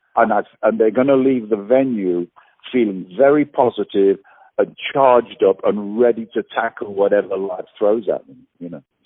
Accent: England, United Kingdom; moved away; also born or lived in Australia; I'm English

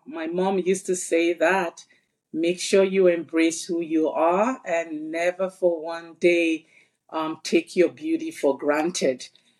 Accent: Lagos, Nigeria; moved away as an adult; also born or lived in London, England; now in Toronto, Canada; So I am originally from Lagos. I'm originally from Nigeria in Africa.

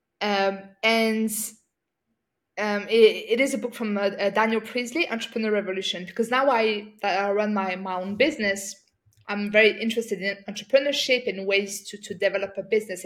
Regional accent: France; So I grew up in France. I'm from a North African background.

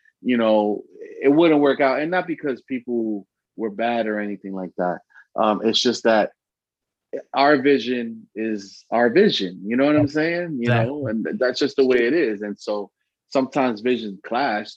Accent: Allentown, Pennsylvania, United States; also born or lived in Bronx, New York; I was born in the Bronx, but if people tell me who made me, it was Allentown

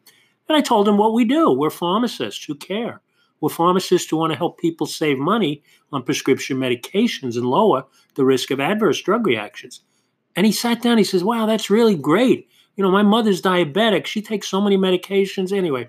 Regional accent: New York City, New York, United States; when I grew up in Queens and there was Angelo's across the street from my house.

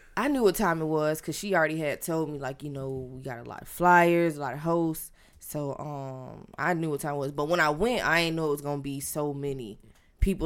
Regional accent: Tampa, Florida, United States; I am from Tampa, Florida, um, born and raised

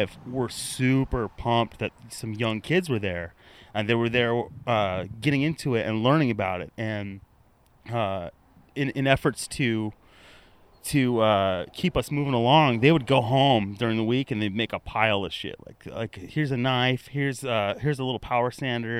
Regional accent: La Crescenta, California, United States; I was growing up in Southern California, in La Crescenta, California

